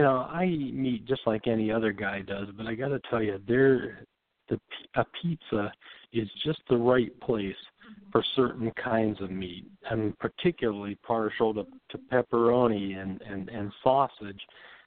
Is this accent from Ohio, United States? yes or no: yes; Ohio, United States; And I've tasted some good ones even here in Ohio. In my hometown, there's a pizza place called Angie's.